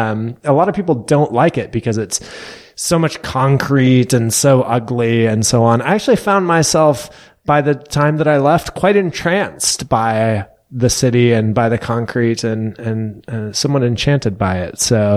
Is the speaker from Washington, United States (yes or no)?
yes; Western Washington, United States; also born or lived in Canada / California / Oxford, England / St. Louis; now in Waco, United States; I grew up actually in Western Washington.